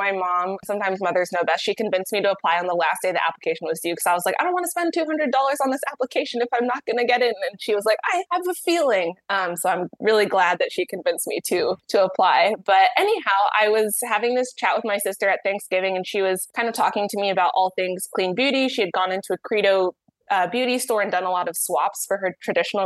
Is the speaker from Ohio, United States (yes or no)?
yes; Dayton, Ohio, United States; I grew up in Dayton, Ohio.